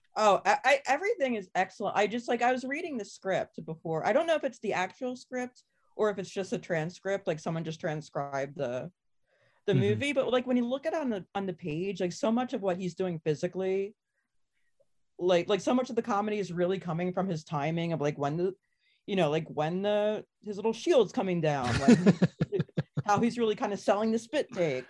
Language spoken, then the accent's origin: English; Cherry Hill, New Jersey, United States; I was from Cherry Hill